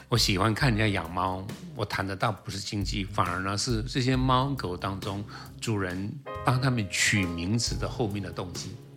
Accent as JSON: {"language": "Chinese", "country": "Taiwan", "said": "我是台湾来的"}